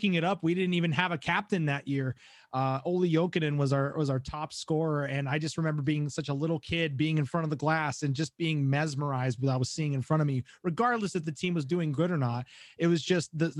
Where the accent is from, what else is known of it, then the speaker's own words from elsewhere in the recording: South Florida, United States; I grew up in South Florida